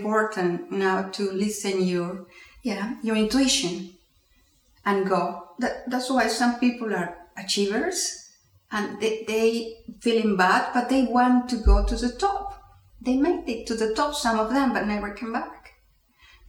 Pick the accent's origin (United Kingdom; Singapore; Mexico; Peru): Peru; first language Spanish; English is a second language; moved away as an adult; now in Houston, United States; I'm Peruvian, I was born in Peru, working in Peru at that time.